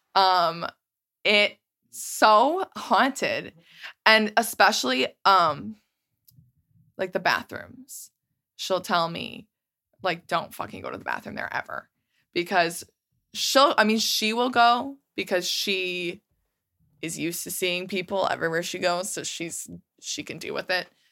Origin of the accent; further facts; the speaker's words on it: Milwaukee, Wisconsin, United States; We're from Milwaukee